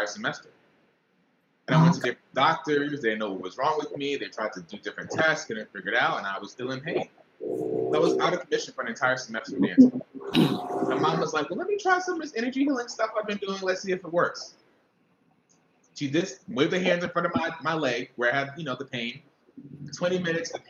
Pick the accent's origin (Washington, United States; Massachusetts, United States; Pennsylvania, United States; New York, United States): New York, United States; New York City; born and raised in Brooklyn, New York